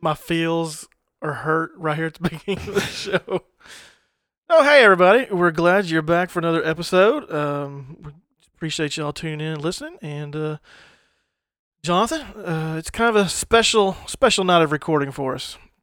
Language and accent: English; United States; growing up in the United States